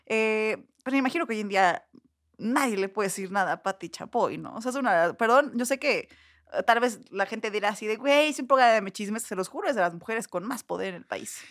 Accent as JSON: {"language": "Spanish", "region": "Puebla", "country": "Mexico", "also_born_or_lived": "Cholula", "moved": "as an adult", "lives_now": "Mexico City, Mexico", "said": "soy de Puebla, tiene poco que vine a vivir aquí a Ciudad de México"}